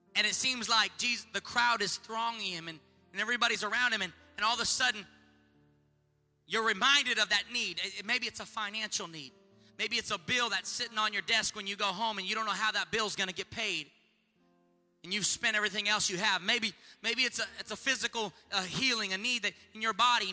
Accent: California, United States; I'm from California

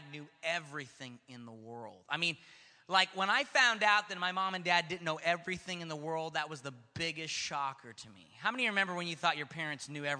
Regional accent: Stockton, California, United States; Growing up in Stockton was a very unique experience.

